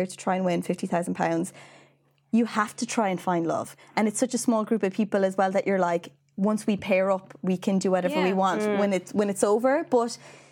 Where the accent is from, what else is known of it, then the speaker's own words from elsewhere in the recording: Mallow, Munster, Ireland; Mallow, my hometown in County Cork.